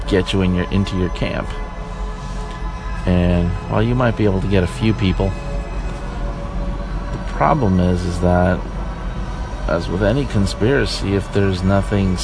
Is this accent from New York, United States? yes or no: yes; New York, United States; moved away; I am from New York originally.